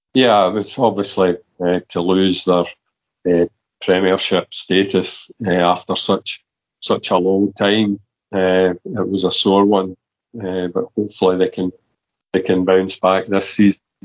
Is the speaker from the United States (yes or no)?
no; Kilmarnock, Scotland, United Kingdom; I was brought up in Kilmarnock and I was brought up supporting Kilmarnock